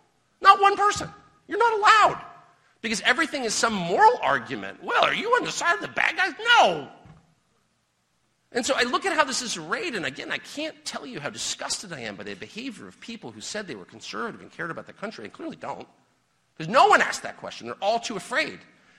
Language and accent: English; United States; I am an American. I was born here. I will die here.